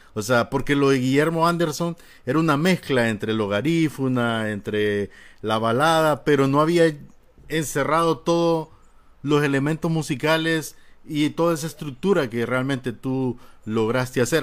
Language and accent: Spanish; Honduras; así somos malos catrachos